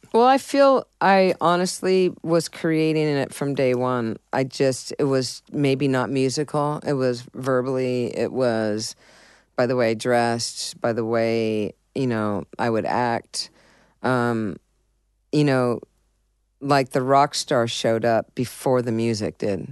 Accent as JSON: {"language": "English", "town": "San Diego", "region": "California", "country": "United States", "tie": "born or raised there", "also_born_or_lived": "Boston, Massachusetts", "said": "I was born in Boston, Massachusetts, but I was raised in San Diego"}